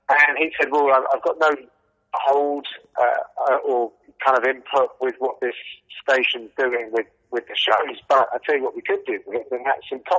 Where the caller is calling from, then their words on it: Radlett, East of England, United Kingdom; I'm just north of London in a town called Radlett.